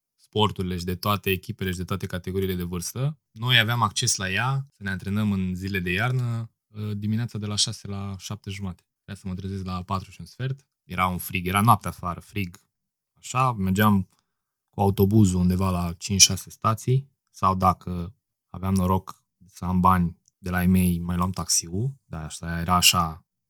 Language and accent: Romanian; Piatra Neamț, Neamț County, Romania; now in Bucharest, Romania; Sunt din Piatra Neamț, locuiesc la București acum